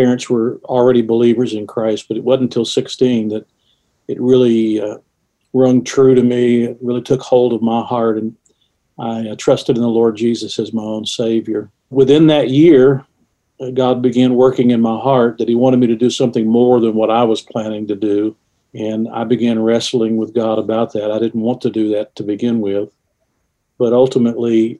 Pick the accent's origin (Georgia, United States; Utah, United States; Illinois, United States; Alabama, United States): Georgia, United States; just outside of Atlanta; moved away as an adult; also born or lived in West Virginia; now in Huntington, United States; I was born and raised just outside of Atlanta, Georgia